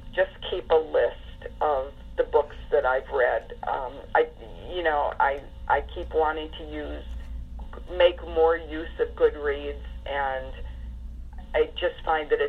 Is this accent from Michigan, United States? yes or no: yes; Detroit, Michigan, United States; when I was growing up in Detroit